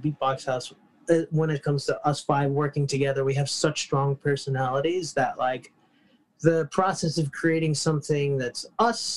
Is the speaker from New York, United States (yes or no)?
yes; New York, United States; I grew up in New York